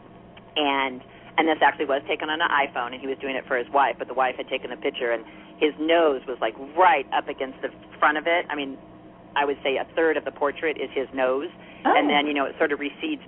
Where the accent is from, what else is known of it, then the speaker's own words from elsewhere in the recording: Arcadia, California, United States; I grew up in Arcadia